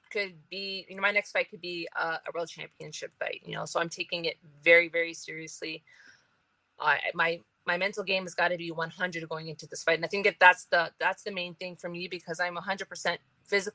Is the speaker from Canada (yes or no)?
yes; Ontario, Canada; I come from Ontario